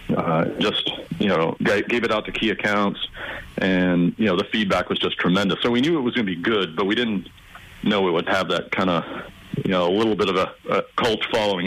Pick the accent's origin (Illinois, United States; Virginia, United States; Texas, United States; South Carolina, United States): South Carolina, United States; moved away as an adult; also born or lived in California; I'm actually from South Carolina